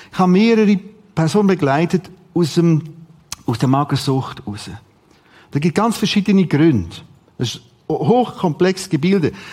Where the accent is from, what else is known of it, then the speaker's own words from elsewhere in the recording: Rothrist, Aargau, Switzerland; Ich bin aufgewachsen in Rotrist. Bis zum sechsten Schuljahr.